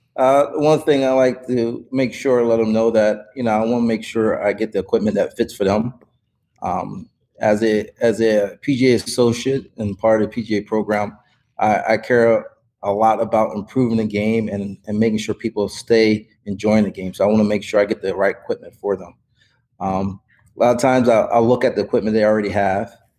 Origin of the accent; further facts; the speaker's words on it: Wilmington, Delaware, United States; moved away as an adult; also born or lived in Puerto Rico / Virginia / South Florida; now in San Diego, United States; I grew up in Wilmington, Delaware